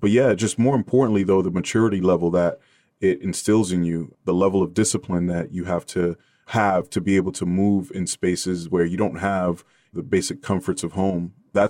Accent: New York City, New York, United States; But yeah, I grew up between the Bronx and Washington Heights, like most Dominican families. We kind of traverse those two landscapes and raised by a single mom, oldest of 7 kids.

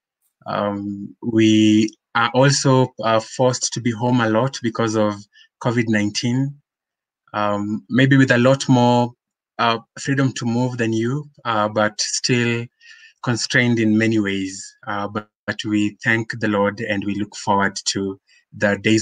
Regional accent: Nairobi, Kenya; So born and raised in Nairobi, I'm a Kenyan by birth.

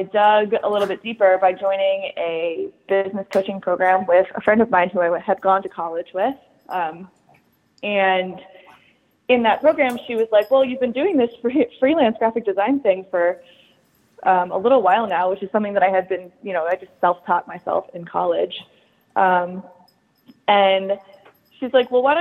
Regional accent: Maryland, United States; moved away as an adult; also born or lived in Charleston, South Carolina; I grew up in Maryland, right outside of DC

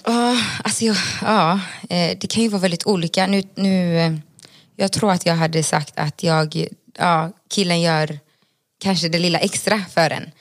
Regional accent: Gothenburg, Västra Götaland, Sweden; moved away as an adult; also born or lived in Bolivia; now in Stockholm, Sweden; jag är uppvuxen i Göteborg

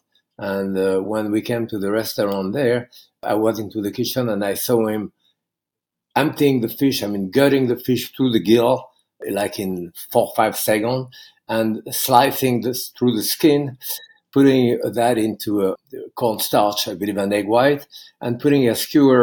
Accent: Bourg-en-Bresse, Auvergne-Rhône-Alpes, France; English is a second language; moved away as an adult; now in United States; I was raised in France during the Second World War

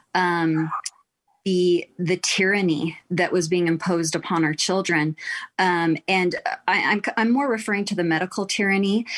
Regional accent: Texas, United States; now in Utah, United States; I am also from Texas.

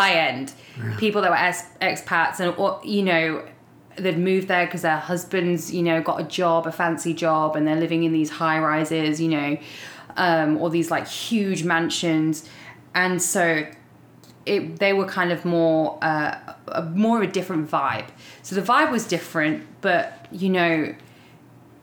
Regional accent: Leicester, East Midlands, United Kingdom; moved away as an adult; also born or lived in London; now in Dallas, United States; So I'm first generation born in England. I was born in Leicester in the East Midlands, which is right in the center of England.

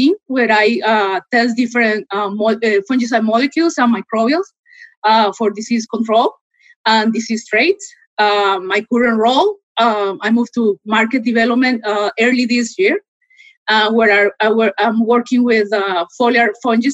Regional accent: Costa Rica; moved away; also born or lived in Iowa, United States; I'm originally from Costa Rica.

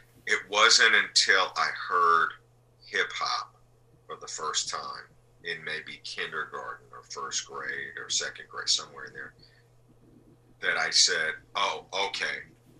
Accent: Salt Lake City, Utah, United States; I was coming from Salt Lake City. You know, I was like a 4-year-old or a 5-year-old coming from Salt Lake City, you know.

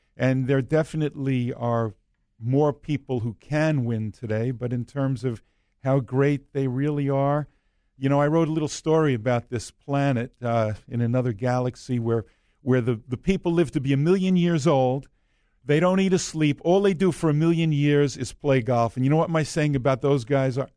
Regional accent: New York, United States; I'm from New York

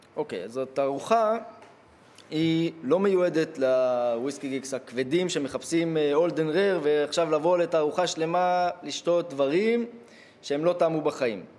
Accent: Ein Shemer, Haifa District, Israel; אני מקיבוץ עין שמר

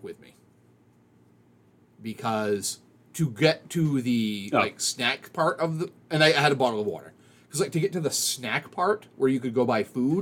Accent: Maine, United States; growing up in Maine, we didn't get a chance to see a lot of musical acts

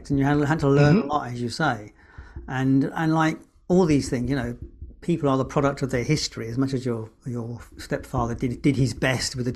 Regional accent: London, United Kingdom; now in Scotland, United Kingdom; as a Brit, I'm a Londoner living in Scotland

